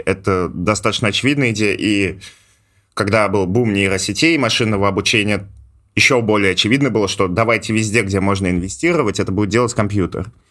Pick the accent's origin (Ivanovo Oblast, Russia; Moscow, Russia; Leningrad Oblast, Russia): Ivanovo Oblast, Russia; Ivanovo